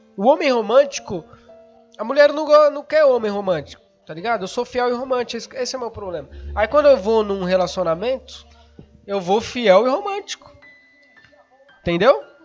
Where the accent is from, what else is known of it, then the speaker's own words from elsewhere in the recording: São Paulo, Brazil; eu sou de São Paulo